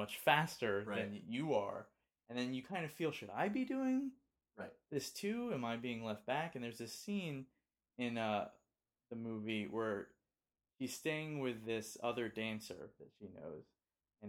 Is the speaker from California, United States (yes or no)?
yes; Los Angeles, California, United States; born and raised in Los Angeles and spent every Christmas in Los Angeles